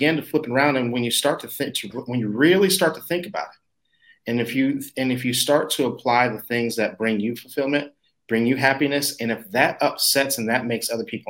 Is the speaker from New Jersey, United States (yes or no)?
no; Texas, United States; now in Dallas, United States; I grew up in Texas I'm in Dallas now, but I've been all over the place.